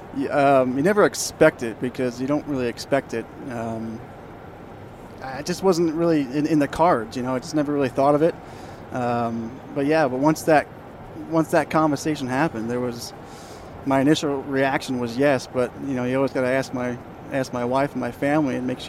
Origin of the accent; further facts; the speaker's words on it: New York, United States; I'm from New York